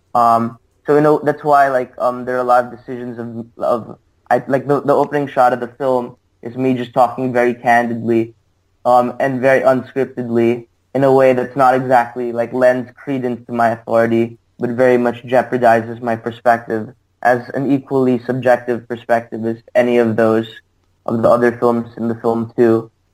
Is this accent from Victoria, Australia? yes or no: no; Sydney, New South Wales, Australia; moved away as an adult; also born or lived in New York City; now in United States; I'm from Sydney originally.